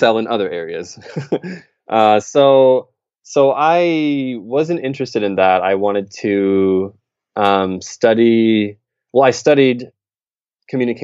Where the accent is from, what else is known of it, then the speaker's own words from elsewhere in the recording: Michigan, United States; moved away as an adult; also born or lived in Ohio / Beijing, China / Sendai, Japan; now in Tokyo, Japan; I'm from Michigan in the U.S., where I lived, you know, all the way up through high school.